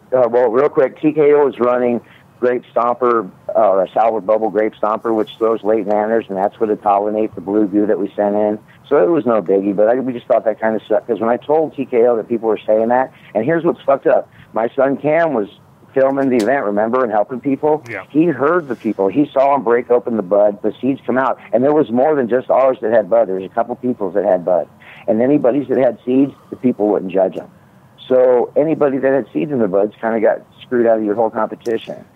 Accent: Midwest, United States; I grew up in the Midwest

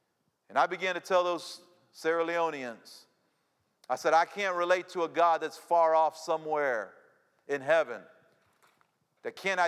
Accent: Cuba; now in United States; I say, yeah, I'm Cuban. I was born in Cuba, came here in the 1960s. Yeah, I'm Cuban.

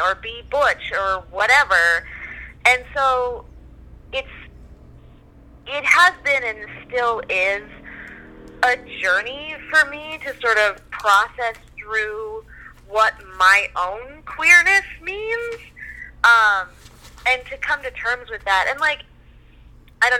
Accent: New Orleans, Louisiana, United States; moved away; also born or lived in Canada; I'm from New Orleans, grew up down there, visited, you know, when we lived in Canada, we visited all the time.

